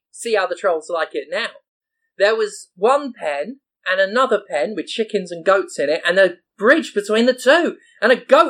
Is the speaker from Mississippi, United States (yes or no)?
yes; Mississippi, United States; Born and raised in Mississippi.